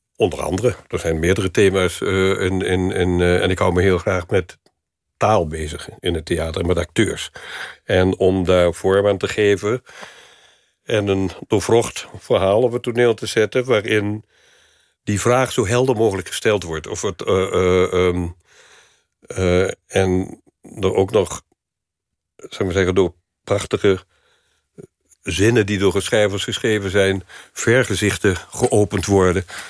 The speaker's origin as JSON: {"language": "Dutch", "town": "Venlo", "region": "Limburg", "country": "Netherlands", "tie": "born or raised there", "moved": "yes", "said": "in de provincie, ehm, waar niks was in Venlo waar ik opgroeide"}